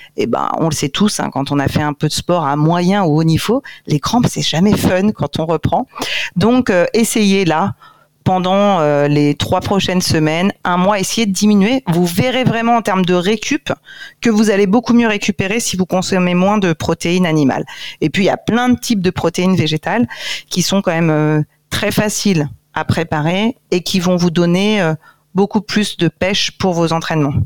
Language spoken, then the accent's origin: French; Corsica, France; en tant que corse